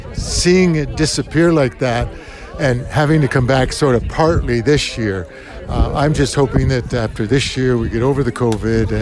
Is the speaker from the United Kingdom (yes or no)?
no; Canada; as a Canadian kid